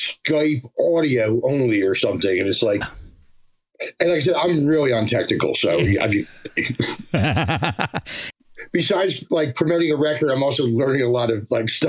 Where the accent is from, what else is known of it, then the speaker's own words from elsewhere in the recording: Pennsauken, New Jersey, United States; accent: Jersey; also born or lived in Philadelphia, Pennsylvania; now in Memphis, United States; I was born in Philadelphia, and then I was the last of four kids. We moved to South Jersey right after I was born. So basically, I grew up in South Jersey, a town called Pensauken